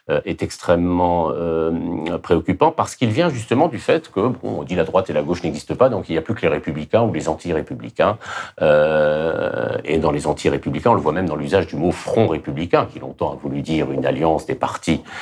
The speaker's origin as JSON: {"language": "French", "country": "France", "said": "Je suis français et républicain."}